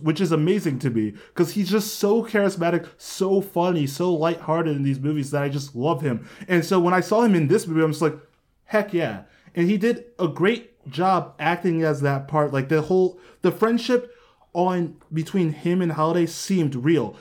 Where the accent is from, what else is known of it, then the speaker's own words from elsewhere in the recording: Columbus, Ohio, United States; moved away; also born or lived in Westerville; I grew up in Columbus